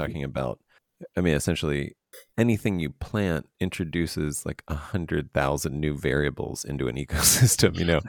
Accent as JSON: {"language": "English", "region": "East Coast", "country": "United States", "tie": "born or raised there", "also_born_or_lived": "New York", "moved": "as an adult", "said": "I grew up in the East Coast"}